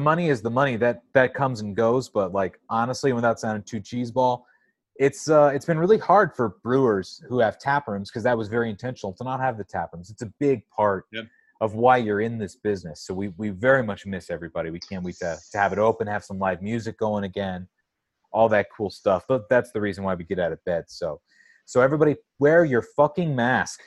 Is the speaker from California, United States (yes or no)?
yes; San Diego, California, United States; moved away; also born or lived in Astoria, Queens, New York; I'm from San Diego